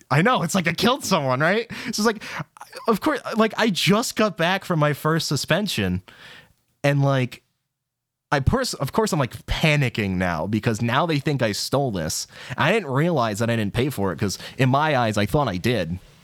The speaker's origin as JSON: {"language": "English", "region": "New England", "country": "United States", "said": "I'm from New England, so I have to watch the Ted Show"}